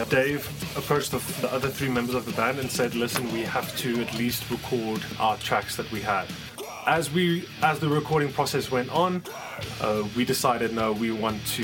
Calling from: Johannesburg, Gauteng, South Africa; coming to you from Johannesburg, South Africa.

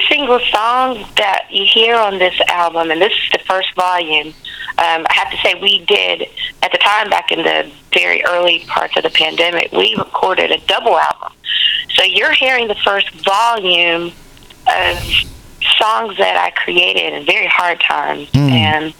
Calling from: Huntsville, Alabama, United States

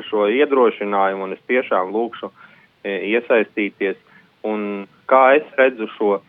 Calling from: Jūrmala, Latvia; no Jūrmalas

